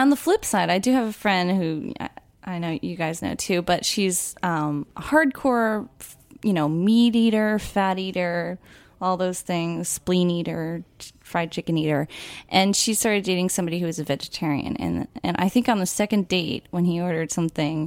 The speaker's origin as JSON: {"language": "English", "area": "Essex County", "region": "New Jersey", "country": "United States", "said": "I'm from Essex County."}